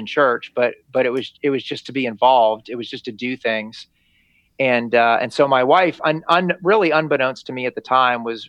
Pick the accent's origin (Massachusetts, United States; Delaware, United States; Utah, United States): Massachusetts, United States; Lexington; moved away as an adult; now in Florida, United States; I grew up in a little town that you've read about in your history books called Lexington